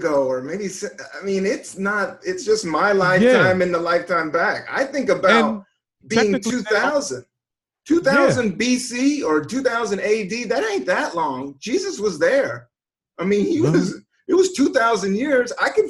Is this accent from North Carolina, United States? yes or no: no; Washington, District of Columbia, United States; I was born in Northeast. I'm from shit. Northeast. But I'm old school DC. I'm 72.